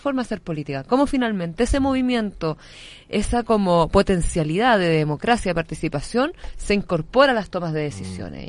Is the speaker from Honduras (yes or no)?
no; Santiago, Santiago Metropolitan Region, Chile; yo soy de Quinta Normal, tengo mi, mi trabajo territorial allá